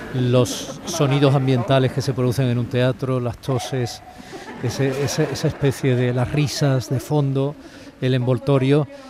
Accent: Andalusia, Spain; yo lo reproche como andaluz

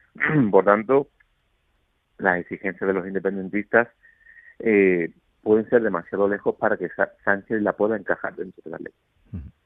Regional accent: Málaga, Andalusia, Spain; moved away as an adult; now in Madrid, Spain; mi ciudad natal, Málaga

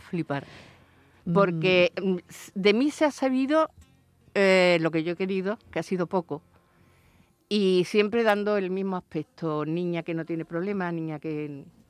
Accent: Seville, Andalusia, Spain; moved away; yo soy de la Alameda de Hércules

